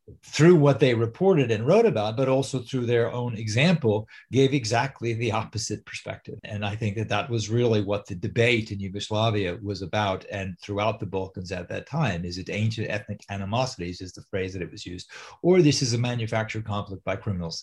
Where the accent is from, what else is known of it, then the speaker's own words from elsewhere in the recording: New York, United States; moved away; I'm from New York